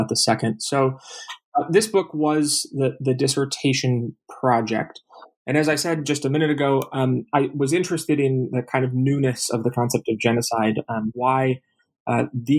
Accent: Minneapolis, Minnesota, United States; now in Tacoma, United States

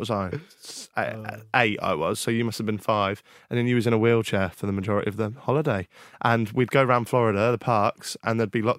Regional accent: Norfolk, East of England, United Kingdom; I know we're from Norfolk, Stevie.

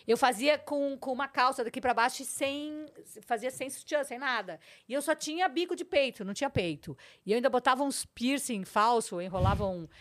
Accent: Porto Alegre, Rio Grande do Sul, Brazil; moved away as an adult; also born or lived in São Borja; now in São Paulo, Brazil; Nasci em 61, com três meses de idade, viemos de Jeep para Porto Alegre

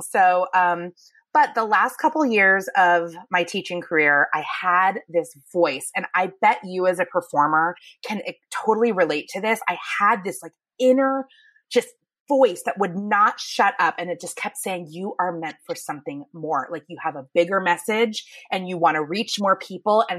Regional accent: Thousand Oaks, California, United States; also born or lived in Manhattan Beach, California; I am born and raised in California. I started in Manhattan Beach, ended up in like the Thousand Oaks area, Westlake Village

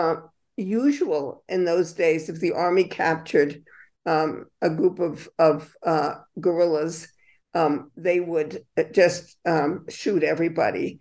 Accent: United States; moved away as an adult; also born or lived in Latin America; the country of my birth

